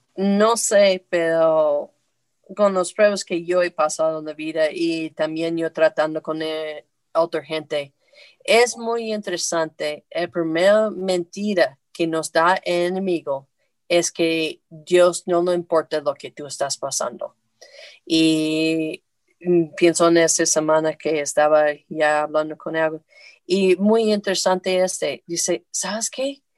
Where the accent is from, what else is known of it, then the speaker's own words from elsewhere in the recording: the north of the United States, United States; moved away; also born or lived in Puebla, Mexico; yo soy del norte de los Estados Unidos